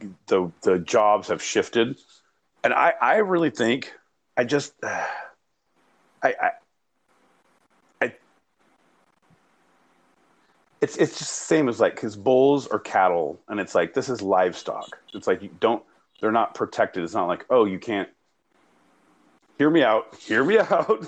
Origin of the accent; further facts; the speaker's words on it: Northern California, United States; I grew up in Northern California